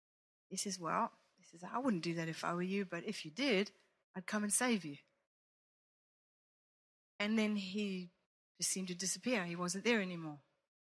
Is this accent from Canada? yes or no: no; Italy; I grew up in Italy watching my mother play for the Roman dance school, the company, whatever.